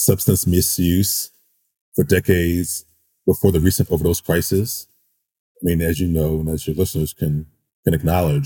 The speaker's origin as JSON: {"language": "English", "town": "St. Louis", "region": "Missouri", "country": "United States", "tie": "born or raised there", "said": "I grew up in St. Louis, Missouri."}